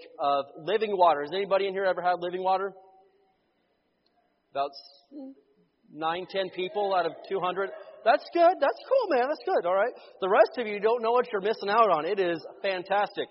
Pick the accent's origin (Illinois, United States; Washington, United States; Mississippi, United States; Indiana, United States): Indiana, United States; moved away as an adult; also born or lived in Oklahoma; We grew up in Indiana, but when I was living in Oklahoma